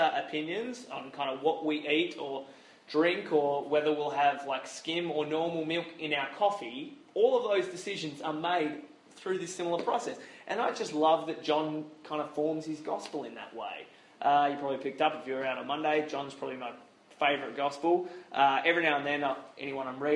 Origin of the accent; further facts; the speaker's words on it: Australia; as an Aussie Christian